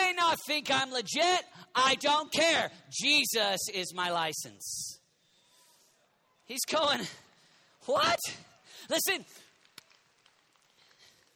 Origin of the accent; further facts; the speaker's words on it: United States; We're all American pastors.